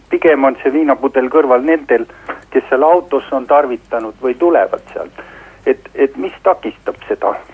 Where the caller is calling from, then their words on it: Järva-Jaani, Järva County, Estonia